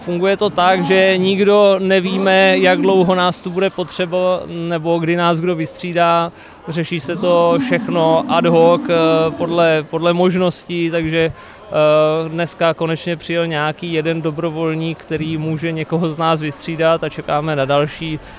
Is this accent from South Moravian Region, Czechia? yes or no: yes; Brno, South Moravian Region, Czechia; jsem z Brna